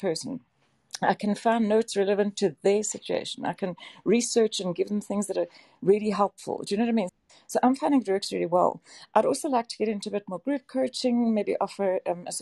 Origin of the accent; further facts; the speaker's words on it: South Africa; also born or lived in Johannesburg; I'm from South Africa. I live in Johannesburg